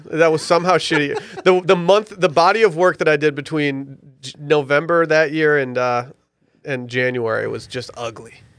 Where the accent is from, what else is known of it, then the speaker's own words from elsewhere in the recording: Petoskey, Michigan, United States; I was born in Petoskey, Michigan